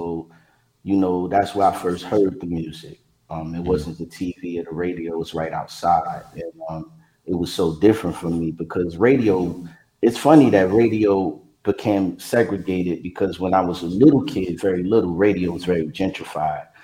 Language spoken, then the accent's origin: English; Hampton Roads, Virginia, United States; also born or lived in Brooklyn, New York; Hampton Roads, the 757, where I grew up, spent most of my time and honed my skills. So I definitely consider Virginia my home